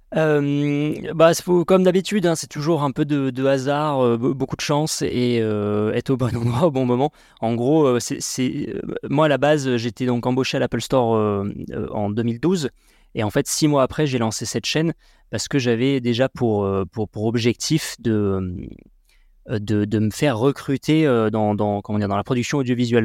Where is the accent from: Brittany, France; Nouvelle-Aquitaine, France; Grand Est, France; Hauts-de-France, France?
Nouvelle-Aquitaine, France; Sarlat; also born or lived in Bordeaux; franco-tibétain né à Sarlat. J'ai grandi dans le Périgord noir jusqu'à mes 18 ans